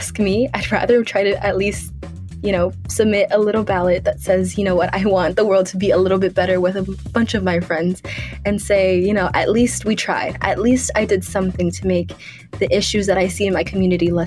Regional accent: Los Angeles, California, United States; I grew up in South Central, and I I went to school in Culver City

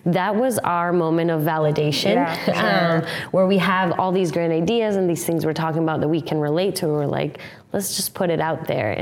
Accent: Colombia; now in United States; I come from Colombia

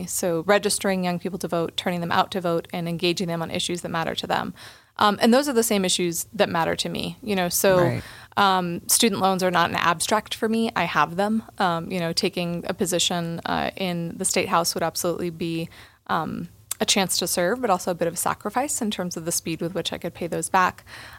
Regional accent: Boulder, Colorado, United States; Yes, yeah, a native of the district, actually. So I was born in Boulder Community Hospital back in 1982.

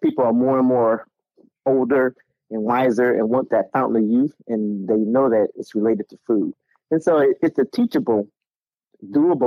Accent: Chicago, Illinois, United States; moved away as an adult; now in Charleston, United States; I am born and raised in Chicago. I live in Charleston, South Carolina

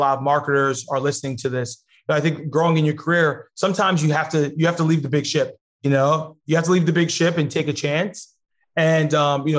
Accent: New York City, New York, United States; Growing up in Queens

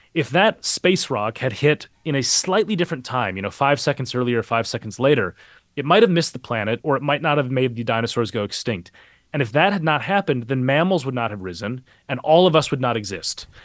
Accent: Minneapolis, Minnesota, United States; moved away; I grew up, uh, a couple miles away from where he was killed. I, I'm, I'm from Minneapolis originally

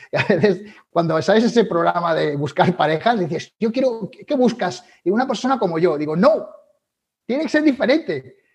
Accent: Galicia, Spain; como buen gallego yo diría depende.

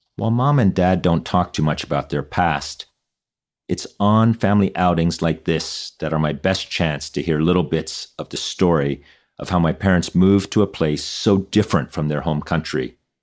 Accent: Newfoundland and Labrador, Canada; English is a second language; moved away; my hometown of Newfoundland

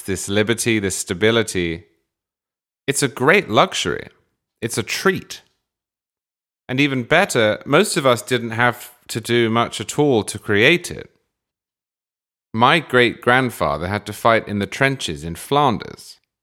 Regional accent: England, United Kingdom; moved away as an adult; now in United States; I was born in England in the nineteen eighties, and then I moved to America in the twenty tens

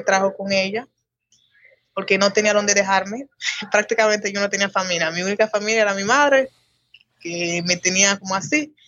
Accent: Saltadero, Haiti; also born or lived in San Pedro de Macorís, Dominican Republic; En Haití en una parte de la frontera llamada Los Botados. Pero el pueblo se llama Saltadero.

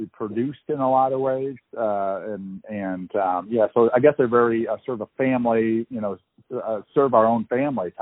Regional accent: Eastern Iowa, United States; moved away as an adult; now in Omaha, Nebraska, United States; I grew up in Eastern Iowa

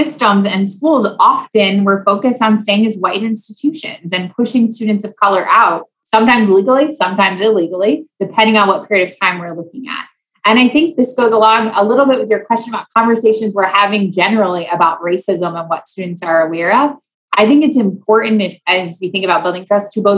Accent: Iowa, United States; moved away as an adult; also born or lived in Louisiana; I grew up in Iowa

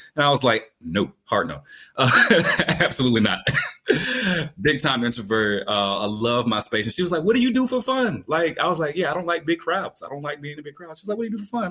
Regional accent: Albany, Georgia, United States; when I'm from Albany, Georgia, I remember hanging out with my big brother.

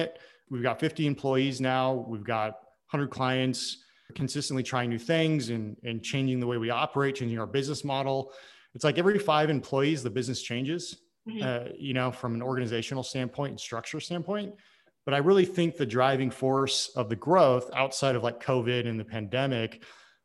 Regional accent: Oregon, United States; I'm from Oregon originally

